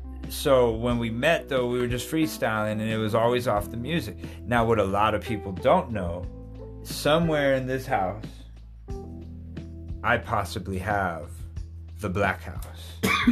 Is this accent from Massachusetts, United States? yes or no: no; Albuquerque, New Mexico, United States; I'm from Albuquerque. Mm-hmm. You know what I mean, dude? Mm-hmm. And so you have always stayed, I am from Albuquerque.